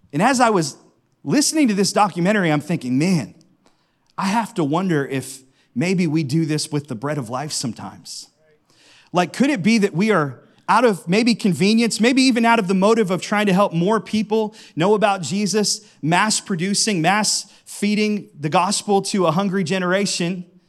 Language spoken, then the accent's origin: English; Howland, Ohio, United States; I grew up in Howland, and right down the street from me is one of my favorite Italian restaurants